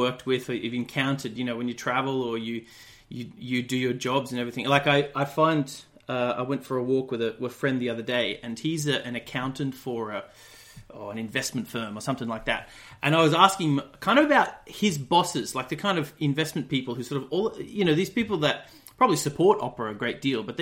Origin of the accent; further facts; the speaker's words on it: about 3 hours northwest of Brisbane, rural Queensland, Australia; moved away; I'm from Australia originally. I grew up in outside a little town in rural Queensland, about 3 hours kind of northwest of Brisbane, and grew up on a dairy farm